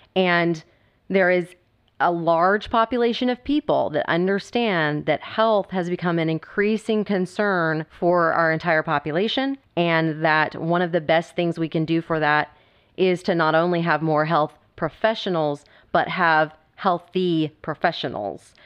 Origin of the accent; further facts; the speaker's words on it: Texas, United States; Being a Texan